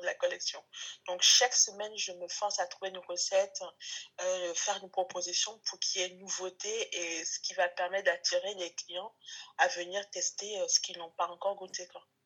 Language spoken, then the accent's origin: French; France; also born or lived in Togo; quand on est arrivé en France